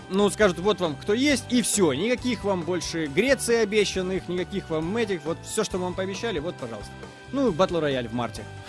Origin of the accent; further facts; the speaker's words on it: Mariupol, Donetsk Oblast, Ukraine; Мариуполь, мой родной город